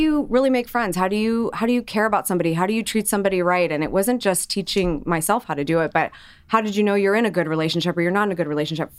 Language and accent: English; Columbus, Ohio, United States; I'm from Columbus, Ohio. I grew up there. I never left.